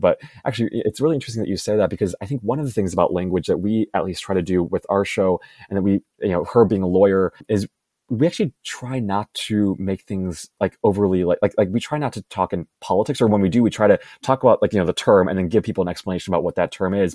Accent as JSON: {"language": "English", "town": "Chicago", "region": "Illinois", "country": "United States", "tie": "born or raised there", "also_born_or_lived": "Los Angeles, United States", "moved": "as an adult", "said": "I'm currently in Chicago, my hometown"}